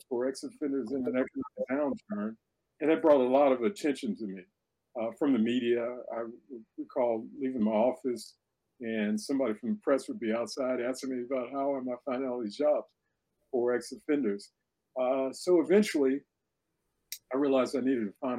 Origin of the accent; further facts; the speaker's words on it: Gary, Indiana, United States; moved away as an adult; also born or lived in Bloomington, Indiana / Jackson, Mississippi; I grew up in Garry, Indiana